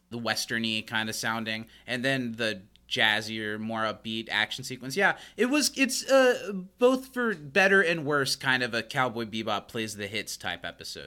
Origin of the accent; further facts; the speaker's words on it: United States; I'm an American